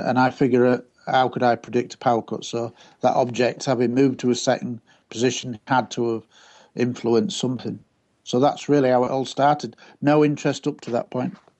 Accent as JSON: {"language": "English", "town": "Scunthorpe", "region": "Yorkshire and the Humber", "country": "United Kingdom", "tie": "born or raised there", "said": "my hometown of Scunthorpe"}